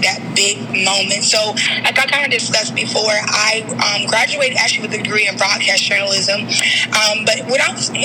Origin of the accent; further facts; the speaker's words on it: Jacksonville, Florida, United States; I am from Jacksonville, Florida.